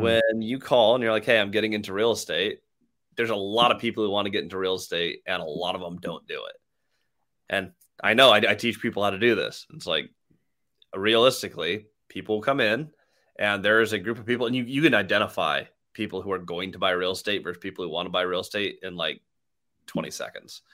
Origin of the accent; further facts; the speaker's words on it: Seattle, Washington, United States; I'm from Seattle